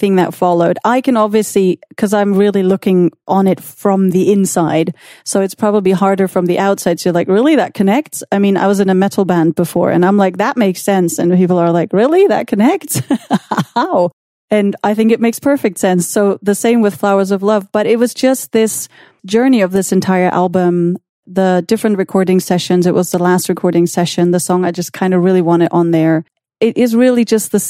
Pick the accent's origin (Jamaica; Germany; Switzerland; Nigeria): Germany; born or raised there; moved away; also born or lived in New York